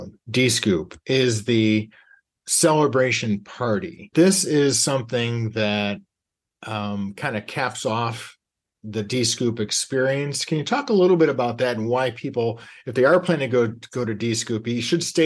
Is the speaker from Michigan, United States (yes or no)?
yes; Michigan, United States; I'm from Mid-Michigan as well